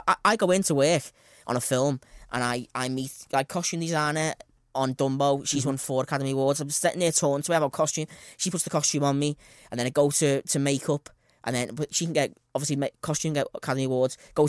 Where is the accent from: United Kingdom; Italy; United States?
United Kingdom; Eton, South East England; I'm a kid from Eton.